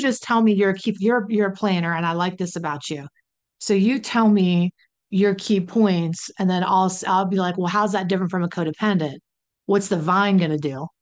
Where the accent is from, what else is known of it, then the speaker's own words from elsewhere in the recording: West Virginia, United States; I'm from West Virginia